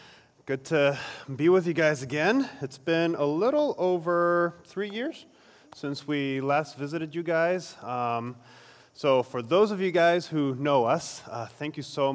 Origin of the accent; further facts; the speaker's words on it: Peru; also born or lived in South Korea; So I was born in Korea. My parents are Koreans. They are also missionaries in Lima, Peru. They're still serving there. And so by default, I grew up in Latin America for most of my life.